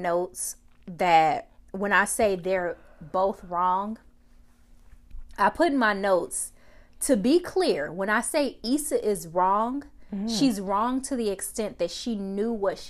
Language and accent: English; United States; I'm American.